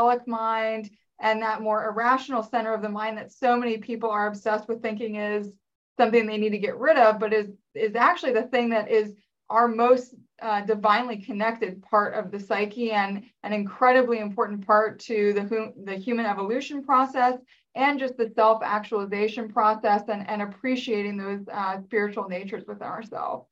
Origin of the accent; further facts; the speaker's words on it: Northern Virginia, United States; I grew up in the Northern Virginia area, just outside of DC.